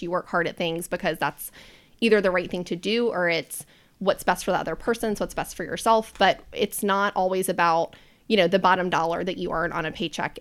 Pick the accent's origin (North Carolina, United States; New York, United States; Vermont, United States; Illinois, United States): North Carolina, United States; Charlotte; I'm a native charlatan. So I was born and raised here.